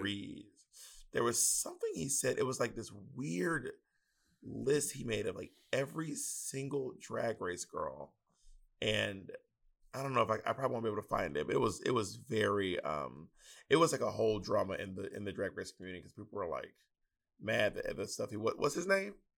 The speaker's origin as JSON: {"language": "English", "area": "Southern", "region": "Southern United States", "country": "United States", "accent": "Southern", "said": "my Southern accent"}